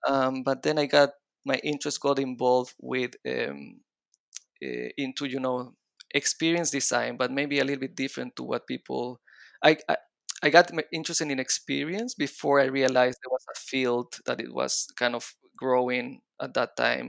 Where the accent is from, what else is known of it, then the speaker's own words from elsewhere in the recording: Chile; accent: mix of Israeli and Latin American Spanish; also born or lived in Israel; But then I moved to Chile when I was four. So my accent is mixing up a little bit of the Israeli accent and the Latin American Spanish accent.